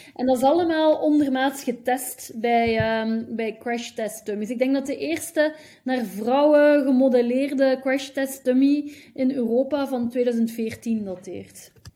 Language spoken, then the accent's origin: Dutch; Hasselt, Flanders, Belgium; moved away; also born or lived in Leuven / Ghent / Brussels / Eindhoven; ik ben geboren in Hasselt, in België